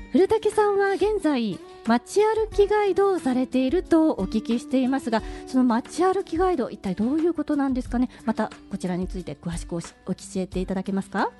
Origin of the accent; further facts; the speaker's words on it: Kyoto, Japan; 私、京都で生まれて、京都で育ってる